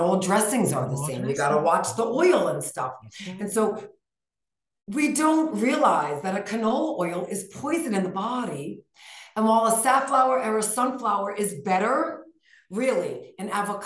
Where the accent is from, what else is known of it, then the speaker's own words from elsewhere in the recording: New York, United States; now in Flagstaff, United States; We're from New York, where we live in Flagstaff now.